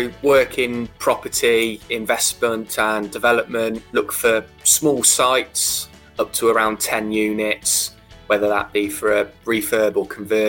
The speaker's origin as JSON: {"language": "English", "area": "Worcestershire", "region": "West Midlands", "country": "United Kingdom", "tie": "born or raised there", "said": "Predominantly Worcestershire. So the portfolio that we've got is all in my hometown"}